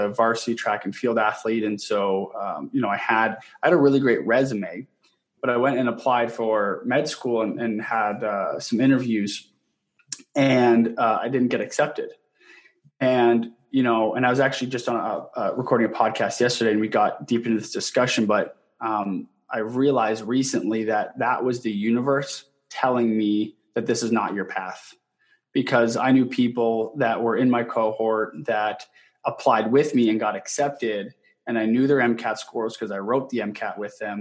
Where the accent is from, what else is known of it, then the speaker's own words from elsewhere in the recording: southwestern Ontario, Canada; moved away as an adult; now in Gilbert, United States; born and raised in Canada, in southwestern Ontario